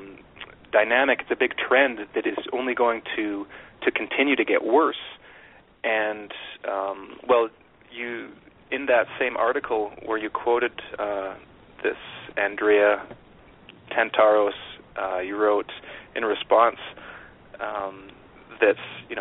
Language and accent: English; Canada; I didn't have an extensive education on American politics growing up in Canada.